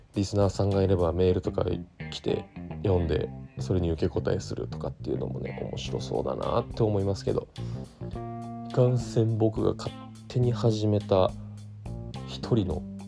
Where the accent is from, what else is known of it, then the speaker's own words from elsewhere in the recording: Tokyo, Japan; 東京都出身です東京の江戸川区小岩というディープな町と言われているところで生まれ育ち